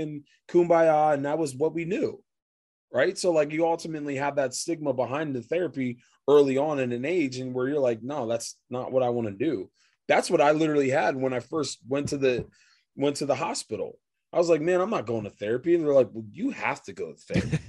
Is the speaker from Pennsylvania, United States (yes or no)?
yes; Reading, Pennsylvania, United States; moved away as an adult; also born or lived in Baltimore, Maryland / Las Vegas, Nevada; I grew up in Reading, PA